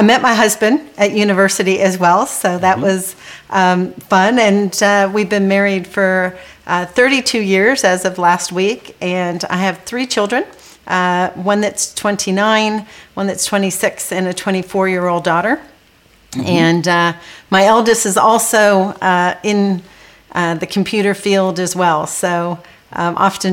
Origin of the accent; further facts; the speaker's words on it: California, United States; also born or lived in Trinidad / Johannesburg, South Africa / London; my siblings and I were all born there. And then we moved to the U.S. when I was young, and I did all of my schooling, actually, in the U.S. And when I was living in California